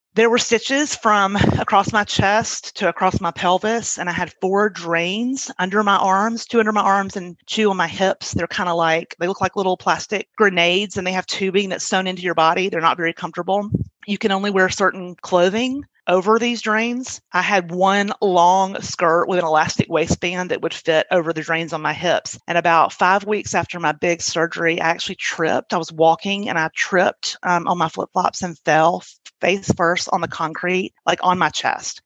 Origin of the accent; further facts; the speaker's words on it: Birmingham, Alabama, United States; also born or lived in Baltimore, Maryland; I grew up mostly in Birmingham. There was a little stint in Baltimore, Maryland when I was in middle school